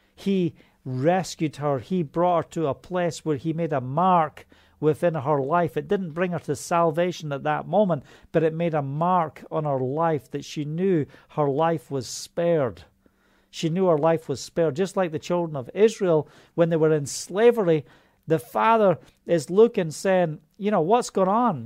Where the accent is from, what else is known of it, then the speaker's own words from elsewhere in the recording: Scotland, United Kingdom; That's how we say it in Scotland.